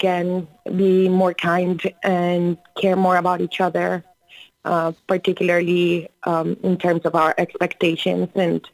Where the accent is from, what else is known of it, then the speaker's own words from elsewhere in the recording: Colombia; also born or lived in Florida; now in New York City, United States; I was born and raised in Colombia, and then I went to the University of South Florida